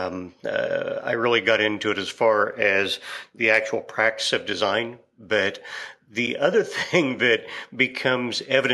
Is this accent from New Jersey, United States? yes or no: no; Kansas, United States; I'm from Kansas, and you've got oil and cattle here